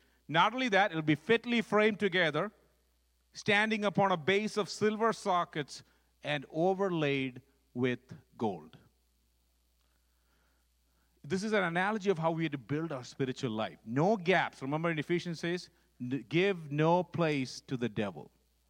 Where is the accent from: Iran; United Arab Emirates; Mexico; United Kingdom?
United Arab Emirates; Dubai; I grew up actually in Dubai, in the Middle East, because my dad was running a freight forwarding company there, so we grew up there.